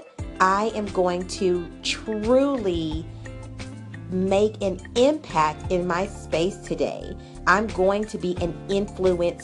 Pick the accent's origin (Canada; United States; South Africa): United States; Arkansas; I am from Arkansas